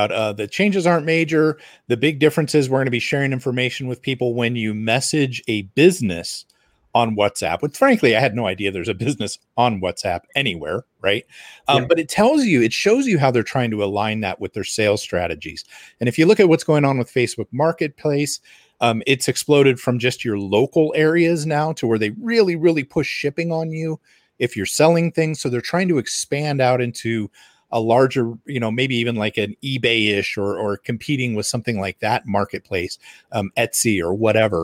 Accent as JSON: {"language": "English", "country": "United States", "said": "as an American consumer"}